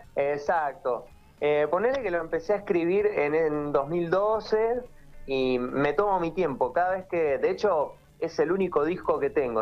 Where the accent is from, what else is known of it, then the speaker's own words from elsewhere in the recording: Viedma, Río Negro, Argentina; moved away as an adult; also born or lived in La Plata; now in Buenos Aires, Argentina; yo soy de Viedma, eh, nacido y criado allá, eh, y tipo a los 18 años me fui a vivir a La Plata y actualmente viviendo en Buenos Aires